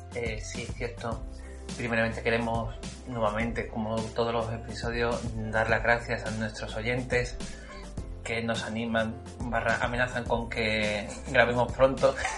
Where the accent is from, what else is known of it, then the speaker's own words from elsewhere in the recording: Seville, Andalusia, Spain; accent: sevillano; somos de Sevilla, de España